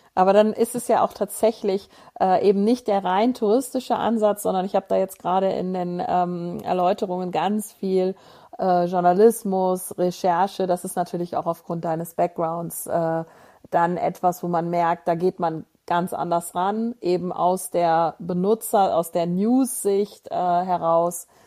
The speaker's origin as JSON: {"language": "German", "town": "Moers", "region": "North Rhine-Westphalia", "country": "Germany", "tie": "born or raised there", "said": "ich bin ja in, in Mörs groß geworden und zur Schule gegangen"}